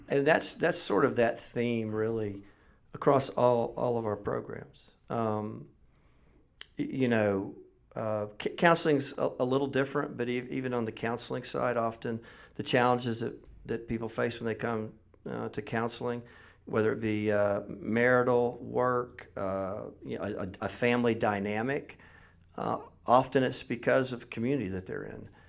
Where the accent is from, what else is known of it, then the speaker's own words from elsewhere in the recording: Mount Dora, Florida, United States; also born or lived in Middle Tennessee; now in Tennessee, United States; I grew up in Mount Dore